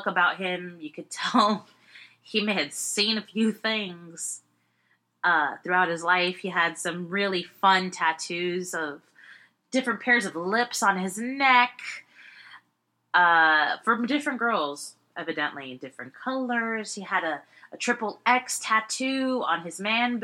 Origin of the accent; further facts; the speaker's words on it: Miami, Florida, United States; I was born in Miami